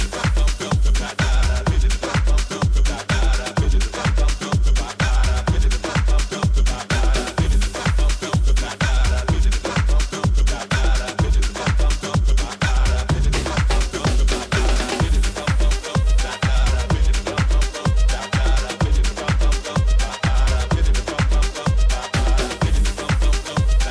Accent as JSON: {"language": "English", "town": "New York City", "region": "New York", "country": "United States", "tie": "born or raised there", "said": "musician in my hometown, Jamaica, Queens, New York"}